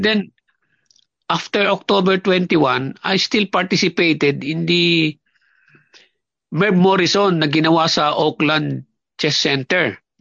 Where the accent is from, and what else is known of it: Talisay, Bicol Region, Philippines; born or raised there; moved away as an adult; also born or lived in Binangonan, Rizal, Philippines; now in New Zealand